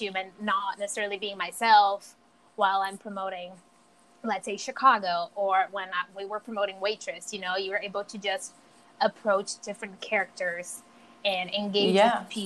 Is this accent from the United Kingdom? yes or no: no; São Paulo, Brazil; English is a second language; moved away as an adult; now in New York City, United States; I'm from Brazil, São Paulo, Brazil. I've been in America for almost 7 years